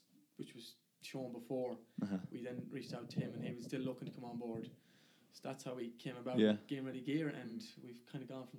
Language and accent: English; Ballaghaderreen, Connacht, Ireland; also born or lived in Pakistan; So I've been in Ballardreen since we've moved. That's where we've always lived. That's kind of my hometown. That's my home. That's what I'd see as home